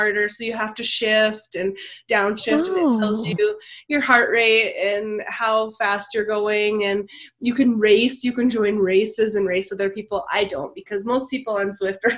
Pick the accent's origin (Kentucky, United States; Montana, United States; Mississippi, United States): Montana, United States; moved away; I downhill skied since I was young because I was from Montana, and everyone in Montana skis.